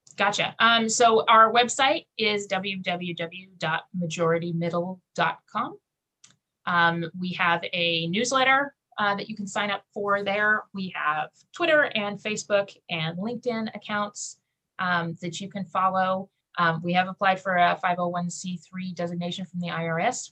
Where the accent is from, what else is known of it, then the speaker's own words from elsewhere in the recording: Kansas, United States; I grew up in Kansas